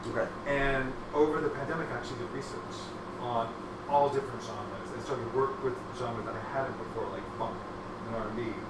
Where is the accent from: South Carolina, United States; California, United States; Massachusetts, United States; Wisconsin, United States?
California, United States; Hacienda Heights; also born or lived in Los Angeles; Um, I'm originally from Los Angeles. I was born and raised 30 minutes out of LA.